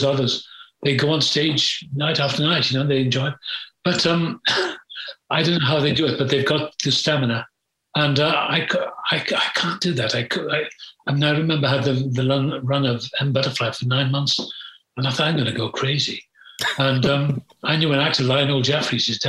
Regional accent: Wales, United Kingdom; moved away; also born or lived in England; I was born in Wales.

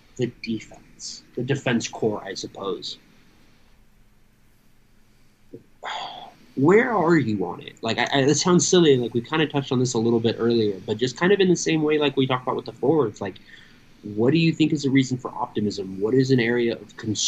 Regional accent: Southern California, United States; I'm from Southern California.

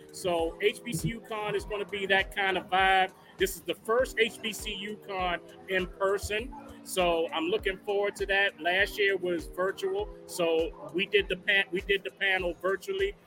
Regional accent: Newark, New Jersey, United States; now in DMV area, United States; I'm from Newark originally

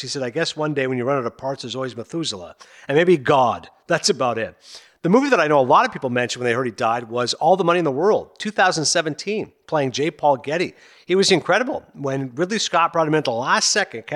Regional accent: Ontario, Canada; growing up in Ontario

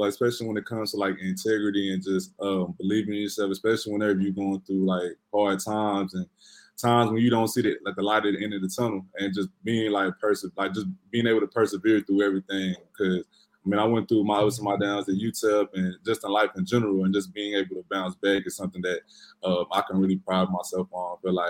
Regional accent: Lubbock, Texas, United States; I grew up in Lubbock, Texas, and where I went to high school is like a football town.

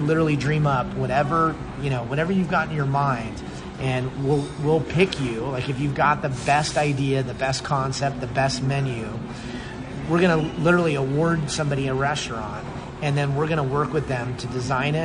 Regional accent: Las Vegas, Nevada, United States; when I was growing up in Vegas

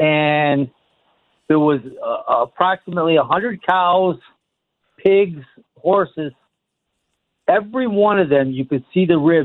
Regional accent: upstate New York, United States; I'm from upstate New York

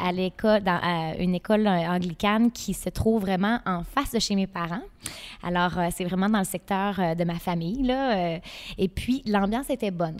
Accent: Gaspé, Quebec, Canada; On est chez moi, dans ma ville natale

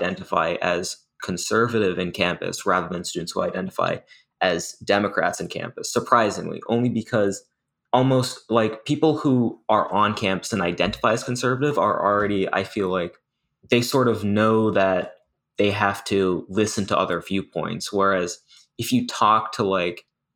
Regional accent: Massachusetts, United States; moved away as an adult; now in Pennsylvania, United States; I'm from Massachusetts, which is like heavily liberal. So that's kind of the bubble I've been in my whole life

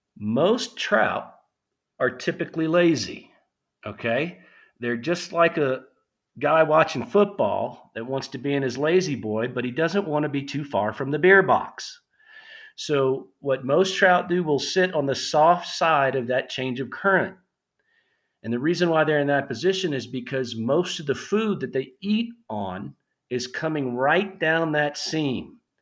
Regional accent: South Louisiana, United States; I grew up in South Louisiana. I'm a hundred percent Cajun.

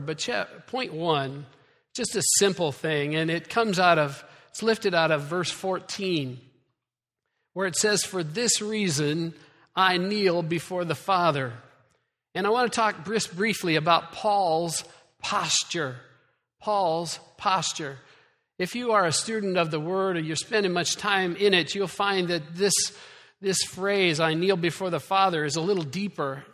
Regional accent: Iowa, United States; moved away; I'm from Iowa.

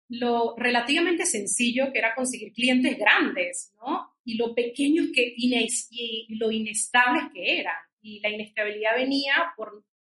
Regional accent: Venezuela; moved away as an adult; also born or lived in New York; now in Peru; nosotros somos venezolanos, mi esposo y yo, eh, y nos conocimos en Nueva York con los que son ahora nuestros socios de laboratoria. Y la historia larga hecha corta es que mi esposo y yo nos vinimos a Perú por mi trabajo

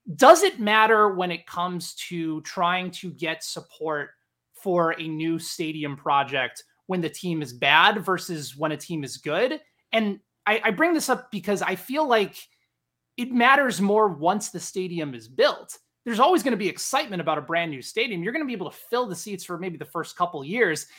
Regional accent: Chicago, Illinois, United States; moved away as an adult; now in Kansas City, United States; where I grew up in Chicago

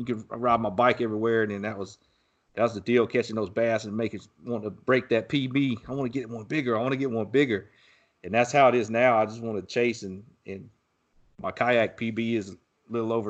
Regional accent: Texas, United States; my hometown here where I live in Texas

